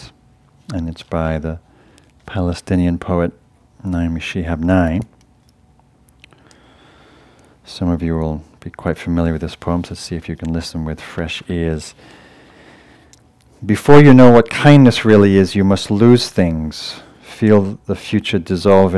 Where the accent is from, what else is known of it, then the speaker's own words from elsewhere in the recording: England, United Kingdom; moved away; I'm from England, my family's in England